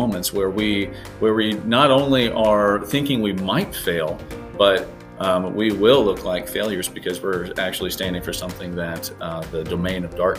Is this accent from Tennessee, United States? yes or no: yes; East Tennessee, United States; moved away as an adult; also born or lived in Germany / Ireland; now in St. Albans, United States; We were living in West Tennessee, and then we also spent some time in Germany and Ireland. But originally, I'm from East Tennessee, so kind of the foothills of the Smoky Mountains.